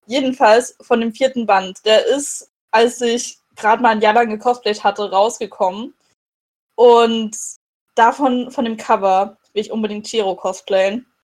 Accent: Dresden, Saxony, Germany; der in Dresden spielt, in meiner Heimatstadt.

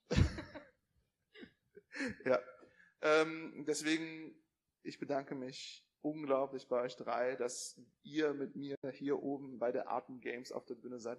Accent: Cologne, North Rhine-Westphalia, Germany; ich komme aus Köln

